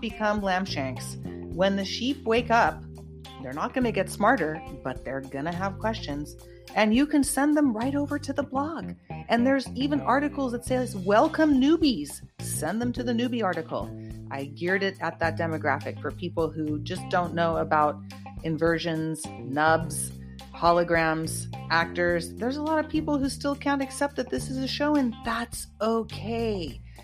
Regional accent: Santa Cruz, California, United States; my hometown santa cruz

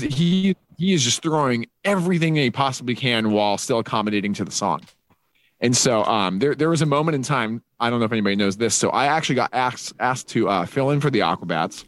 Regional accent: Utah, United States; a four three five in there for my my hometown

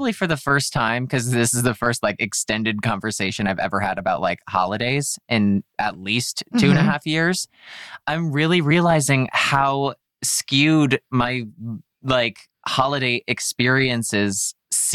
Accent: Scranton, Pennsylvania, United States; moved away; I'm like from Scranton, Pennsylvania

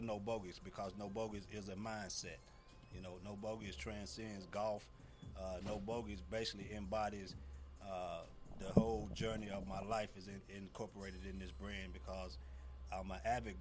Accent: North Little Rock, Arkansas, United States; moved away; I'm from North Little Rock, Arkansas. Man, I've been here for about 20 years

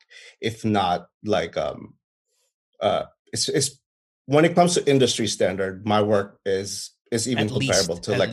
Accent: Philippines; moved away as an adult; also born or lived in Manila; now in Washington, D.C., United States; So I grew up in the Philippines, in the province, in the same thing in Manila.

